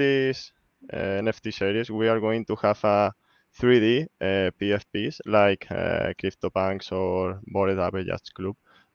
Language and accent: English; Spain; I'm from Spain.